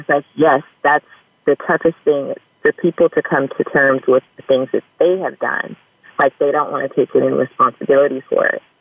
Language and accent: English; Bellflower, California, United States; also born or lived in West Covina, California; now in Los Angeles, United States; I grew up in Bellflower, California, um, as well as West Covina, California